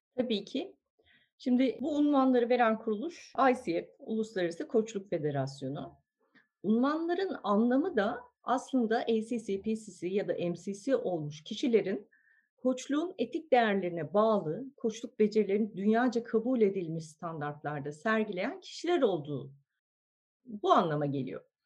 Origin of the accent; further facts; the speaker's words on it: Ankara, Turkey; moved away as an adult; now in Istanbul, Turkey; Ben Ankara doğumluyum. Lisans mezuniyetimin ardından İstanbul'a